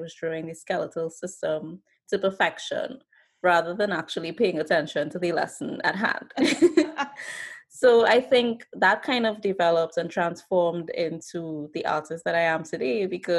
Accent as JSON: {"language": "English", "country": "Trinidad & Tobago", "tie": "born or raised there", "said": "So I actually grew up and was born and raised in Trinidad and Tobago. It's a twin island republic in the Caribbean, but I actually was born in Trinidad itself, that island."}